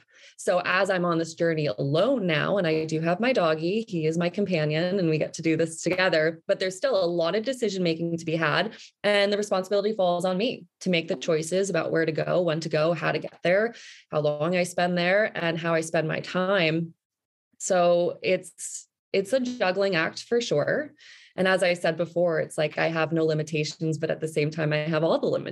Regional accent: New Jersey, United States; moved away; also born or lived in New York City / Fairfield County, Connecticut; I grew up in New Jersey

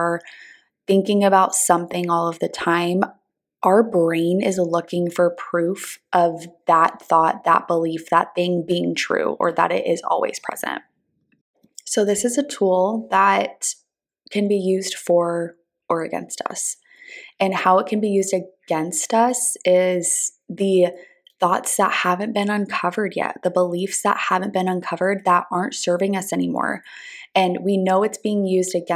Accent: Southern California, United States; now in Texas, United States; I'm originally from Southern California. All of my family is still there.

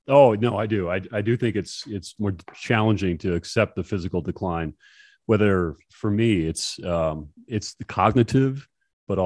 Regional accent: Hoffman, Minnesota, United States; I grew up in Hoffman, Minnesota, about three, eh, two and a half, three hours away from the Twin Cities

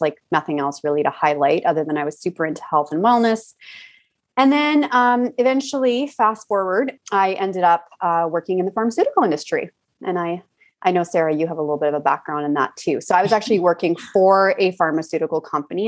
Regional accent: Alberta, Canada; I grew up in Alberta

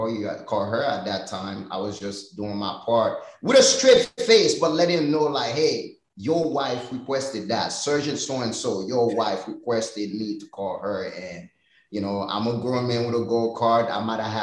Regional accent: Haiti; now in United States; growing up in Haiti

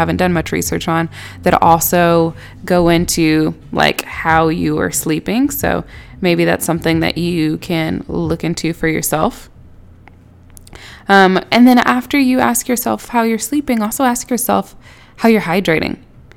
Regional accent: Houston, Texas, United States; now in Atlanta, United States; I am originally from Houston. I live in Atlanta now.

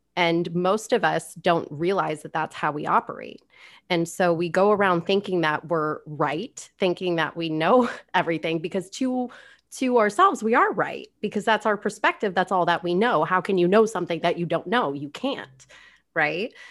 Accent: South Florida, United States; I grew up in South Florida

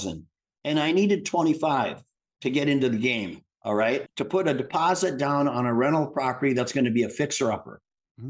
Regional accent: Midwest, United States; I grew up in the Midwest

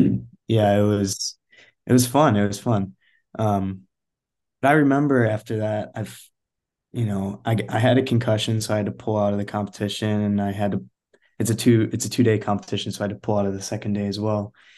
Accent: Chicago suburbs, Illinois, United States; I'm originally from Chicago suburbs, neighborhood Illinois.

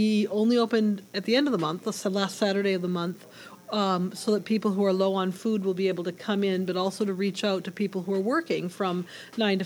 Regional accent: Minnesota, United States; also born or lived in North Dakota; now in Hartford, United States; I am originally from Minnesota, came to Hartford, Connecticut from North Dakota

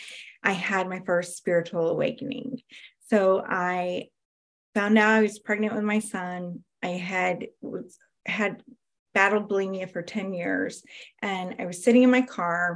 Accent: South Georgia, United States; I am from South Georgia, and I am an intuitive healer

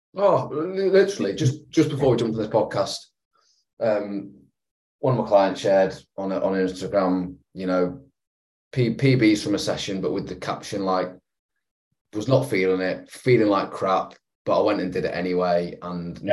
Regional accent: England, United Kingdom; being an Englishman

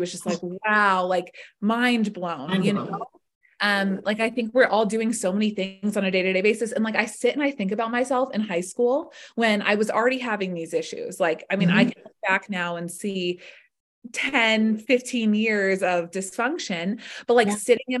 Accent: Atlanta, Georgia, United States; also born or lived in West Coast; I grew up in Atlanta.

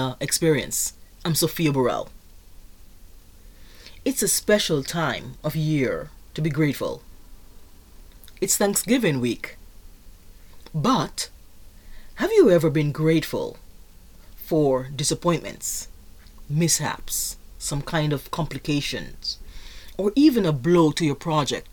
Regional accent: Jamaica; moved away; I am originally from Jamaica

